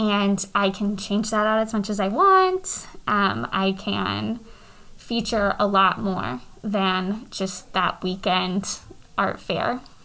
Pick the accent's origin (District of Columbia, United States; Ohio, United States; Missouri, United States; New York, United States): Missouri, United States; North Kansas City; I grew up in the North Kansas City School District